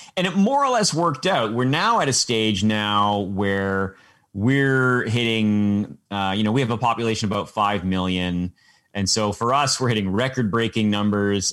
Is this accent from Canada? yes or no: yes; Canada; as a Canadian